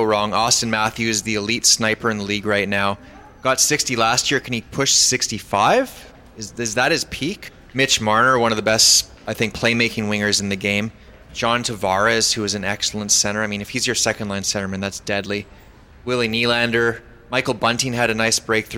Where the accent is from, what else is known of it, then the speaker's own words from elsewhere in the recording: Edmonton, Alberta, Canada; my hometown of Edmonton, Alberta.